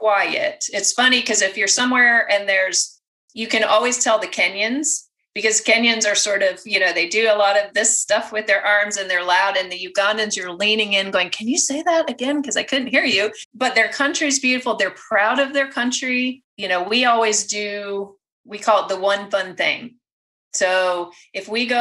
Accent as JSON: {"language": "English", "country": "United States", "said": "I'm American"}